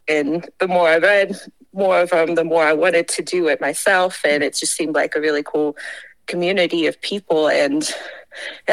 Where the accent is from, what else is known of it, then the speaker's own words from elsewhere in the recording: Rock Hill, South Carolina, United States; moved away as an adult; now in Colorado, United States; I'm from Rock Hill, which is just 30 minutes south of Charlotte, North Carolina